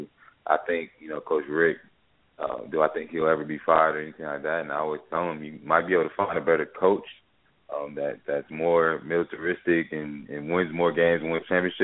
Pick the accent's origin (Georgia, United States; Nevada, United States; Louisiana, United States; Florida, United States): Georgia, United States; Atlanta; I was born in Atlanta, started playing football at the age of 10 years old, and started in the Brookwood community